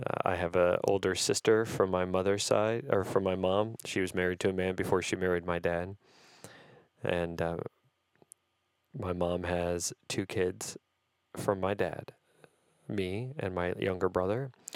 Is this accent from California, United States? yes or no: no; Algiers, Louisiana, United States; born there; I was born on February 27th, 1975, in the town of Algiers, Louisiana, which is just outside of New Orleans. So whenever anybody asks, I say New Orleans.